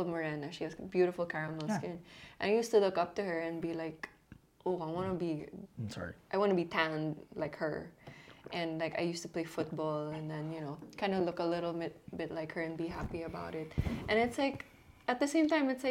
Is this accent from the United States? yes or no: no; Philippines; I'm proud to be Filipino because I grew up here in the streets